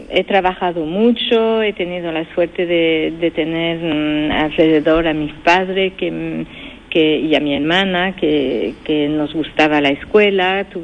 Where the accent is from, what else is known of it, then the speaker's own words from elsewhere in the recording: San Fernando, Andalusia, Spain; now in France; Nacida en España y, aquí en Francia desde muchísimos años y con la doble nacionalidad y, con esta doble cultura